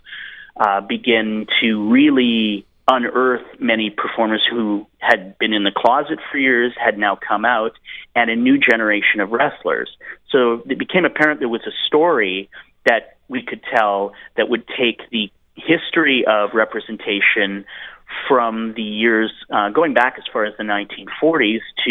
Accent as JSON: {"language": "English", "town": "Edmonton", "region": "Alberta", "country": "Canada", "tie": "born or raised there", "said": "I grew up in Edmonton, Alberta, Canada"}